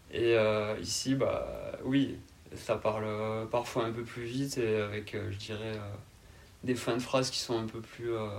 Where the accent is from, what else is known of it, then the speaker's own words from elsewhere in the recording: Carcassonne, Occitania, France; je suis originaire euh, de Carcassonne, euh, dans l'Aude, dans région Occitanie.